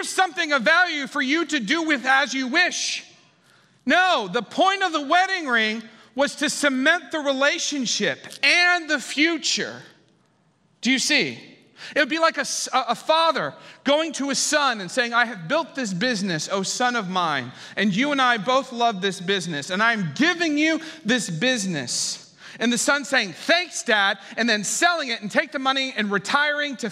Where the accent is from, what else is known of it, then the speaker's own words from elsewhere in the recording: Ohio, United States; moved away; also born or lived in San Francisco; I was from Ohio